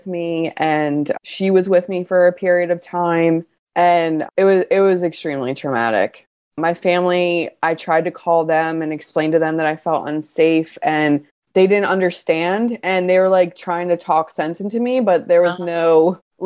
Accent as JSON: {"language": "English", "town": "Baltimore", "region": "Maryland", "country": "United States", "said": "I'm from Baltimore and I was really in surrounding areas in the county, in the city"}